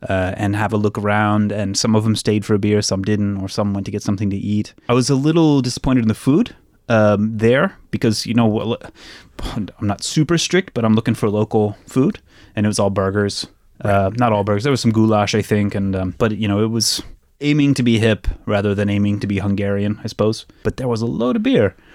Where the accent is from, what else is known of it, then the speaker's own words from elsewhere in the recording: Missouri, United States; I'm from Missouri